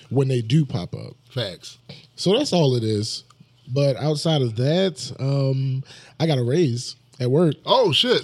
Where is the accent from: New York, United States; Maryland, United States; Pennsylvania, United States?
Maryland, United States; Baltimore; We are from the same place